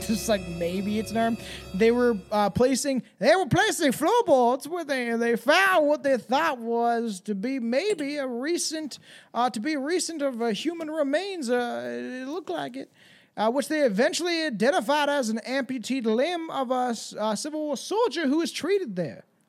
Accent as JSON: {"language": "English", "country": "Canada", "said": "I'm Canadian"}